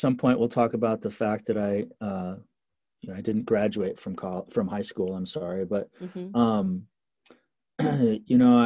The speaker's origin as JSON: {"language": "English", "town": "Eugene", "region": "Oregon", "country": "United States", "tie": "born or raised there", "said": "small towns around where I grew up in Eugene in Oregon."}